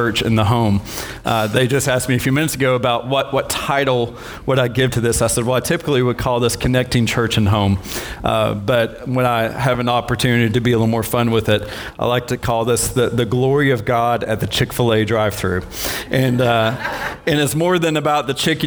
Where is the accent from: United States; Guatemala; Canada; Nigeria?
United States; Maryville; Maryville, at my hometown